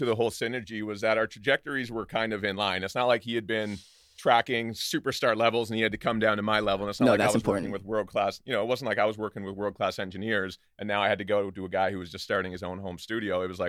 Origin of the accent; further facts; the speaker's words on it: Stratford, Canada; Growing up in Stratford, we're both from Stratford, BC, and I.